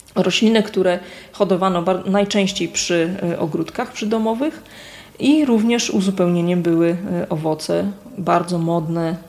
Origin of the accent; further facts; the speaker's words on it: Kwidzyn, Pomeranian Voivodeship, Poland; Pochodzę z Kwidzyna, właściwie można powiedzieć cały czas mieszkam w jednym miejscu, przy tej samej ulicy